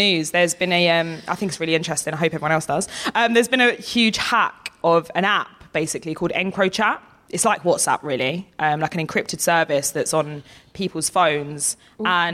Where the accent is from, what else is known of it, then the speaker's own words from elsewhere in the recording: Essex, East of England, United Kingdom; I'm from Essex